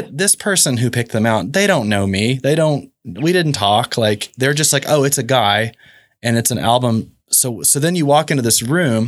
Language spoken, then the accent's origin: English; Oklahoma City, Oklahoma, United States; moved away; also born or lived in Dallas; come back home to Oklahoma City and started to fall in love with my hometown again